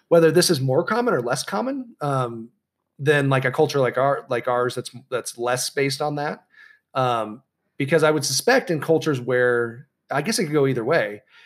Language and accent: English; San Clemente, California, United States; my hometown, uh, of San Clemente